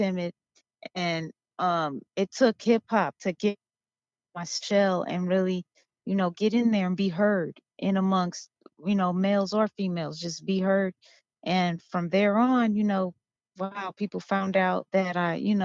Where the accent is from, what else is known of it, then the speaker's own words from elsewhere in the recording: Los Angeles, California, United States; I'm from Los Angeles and California, and born and raised